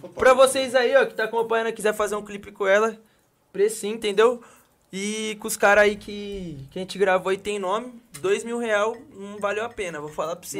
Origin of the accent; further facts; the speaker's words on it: Brazil; eu sou do Santa Lúcia